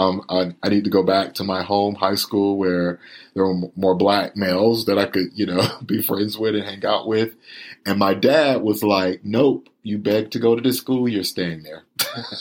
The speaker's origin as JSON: {"language": "English", "town": "Winter Haven", "region": "Florida", "country": "United States", "tie": "born or raised there", "said": "I was born and raised in Winter Haven, Florida, which is right between Orlando and Tampa, in a rural county called Polk County"}